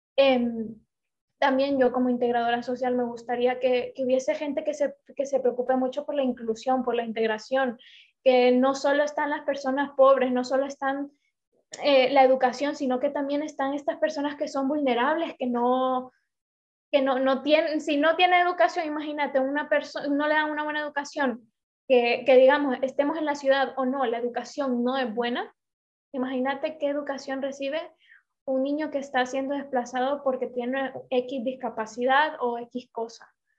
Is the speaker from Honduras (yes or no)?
yes; Honduras; moved away; todos nacimos en Honduras